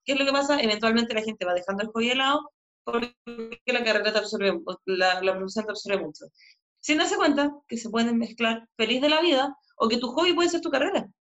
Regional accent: Chile; moved away as an adult; also born or lived in Buenos Aires, Argentina; Yo cuando volví a Chile, por los que no saben, yo viví en Argentina un par de años en Buenos Aires, cuando volví a Chile abrí mi consulta

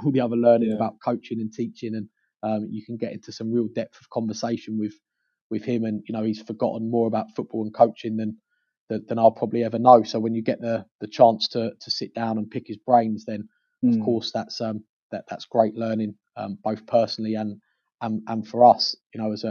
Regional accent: London, United Kingdom; moved away; I'm from North London

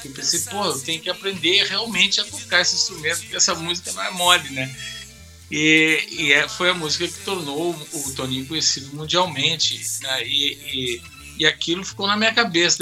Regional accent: Brazil; eu me sinto bem brasileiro

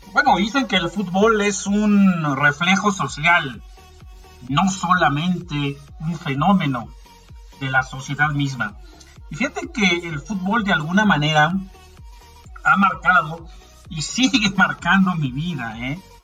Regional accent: Mexico; en México creo que no somos así

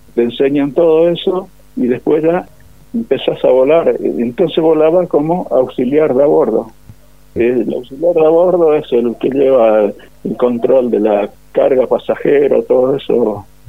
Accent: Monte Caseros, Corrientes, Argentina; moved away; soy de casero Corrientes, nacido y criado en Caseros Corrientes

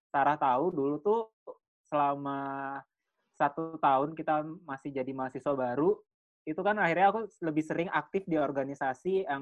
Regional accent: Bali, Indonesia; accent: Balinese; waktu pertama kali ngerantau hal yang aku bingungin adalah kenapa orang-orang tahu kalau aku asalnya dari Bali gitu.

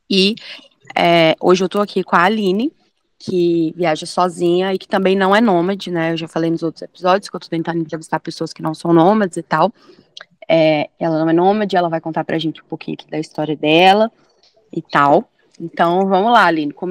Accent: São Paulo, Brazil; Eu sou de São Paulo.

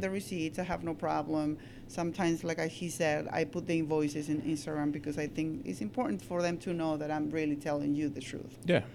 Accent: Peru; also born or lived in Astoria, New York / Baldwin, New York; now in Long Beach, United States; I'm Peruvian. I came from Peru like so many years ago.

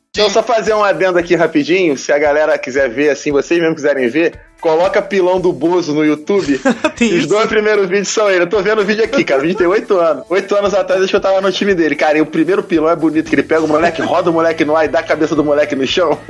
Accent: São Gonçalo, Rio de Janeiro, Brazil; eu sou lá de São Gonçalo, que é a cidade vizinha de Niterói

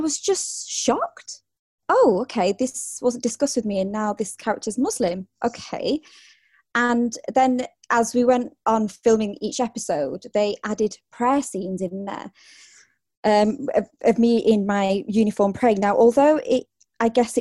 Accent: United Kingdom; I'm proud of my heritage and I'm proud of being British.

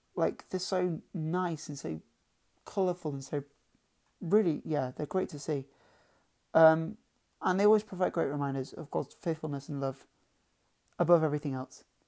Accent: Lincoln, East Midlands, United Kingdom; I'm from Lincoln

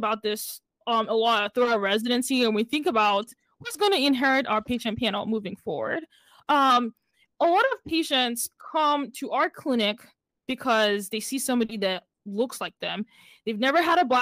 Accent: Nigeria; moved away; I'm from Nigeria

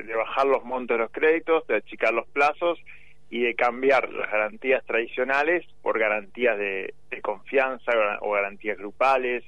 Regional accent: San Isidro, Buenos Aires Province, Argentina; Yo soy de San Isidro, pero competía por Tigre

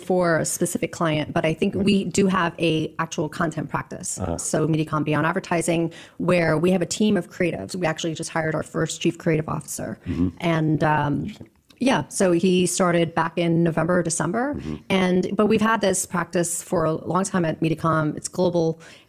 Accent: Queens, New York, United States; born or raised there

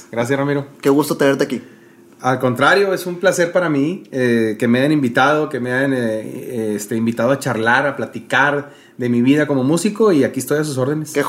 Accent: Monterrey, Nuevo León, Mexico; De aquí de Monterrey.

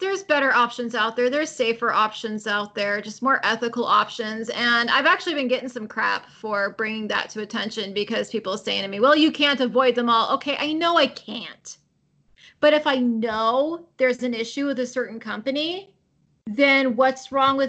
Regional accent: California, United States; I was born and raised in California

